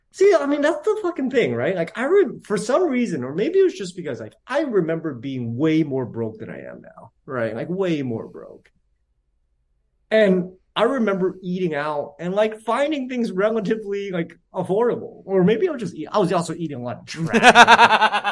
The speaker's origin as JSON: {"language": "English", "town": "San Jose", "region": "California", "country": "United States", "tie": "born or raised there", "said": "I was born and raised in San Jose"}